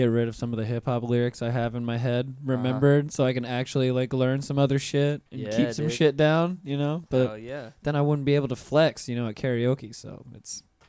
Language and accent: English; North Florida, United States; I grew up in North Florida, and you know North Florida is country as hell.